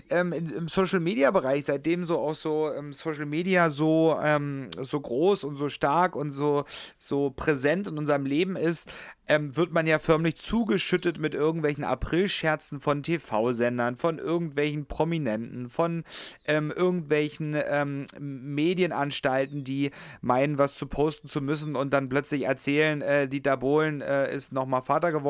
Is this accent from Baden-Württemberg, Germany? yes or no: no; Upper Lusatia, Saxony, Germany; komme gebürtig aus der Oberlausitz